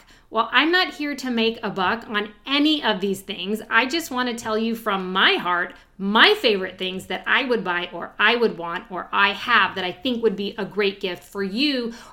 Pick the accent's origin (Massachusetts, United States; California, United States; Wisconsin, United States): California, United States; moved away as an adult; also born or lived in Chicago / Iowa / Austin; now in East Coast, United States; I grew up in California, and then I lived in Chicago for a short time, and I even lived in Iowa for a very short time, and then back to California, and then to Austin